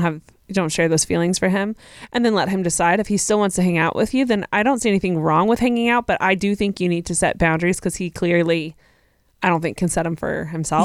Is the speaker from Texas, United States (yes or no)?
yes; Texas, United States; I am from Texas